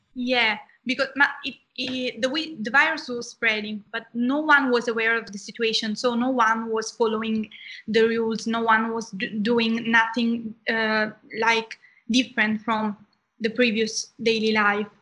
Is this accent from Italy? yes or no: yes; Southern Italy, Italy; I am from Italy. I come from the south of Italy